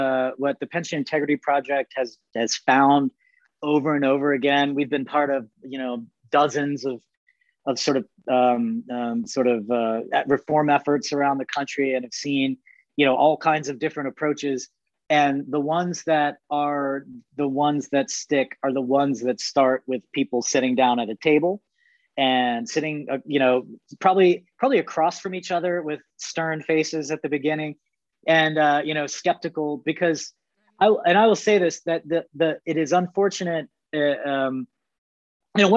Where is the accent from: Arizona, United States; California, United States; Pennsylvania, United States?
Arizona, United States; That's my home state.